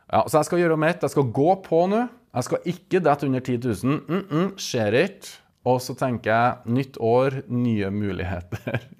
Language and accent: Norwegian; Verdal, Trøndelag, Norway; moved away as an adult; now in Stavanger, Norway; jeg er fra Verdalen. Og med det kan jeg stolt kalle meg verdaling, sjøl om jeg har bodd i Stavanger i over 15 år. … og for nye og gamle lyttere så er jeg altså, en av to trønderske halvdeler